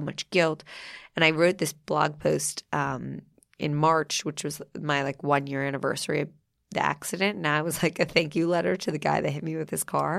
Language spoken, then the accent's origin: English; New Jersey, United States; moved away; I'm from New Jersey